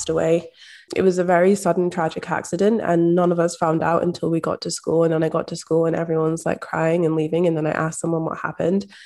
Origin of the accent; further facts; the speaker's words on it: Scotland, United Kingdom; a Black woman growing up in Scotland